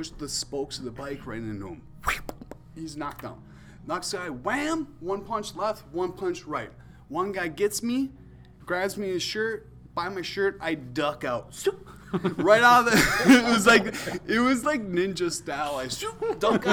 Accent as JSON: {"language": "English", "region": "Wisconsin", "country": "United States", "tie": "born or raised there", "said": "we grew up in Wisconsin"}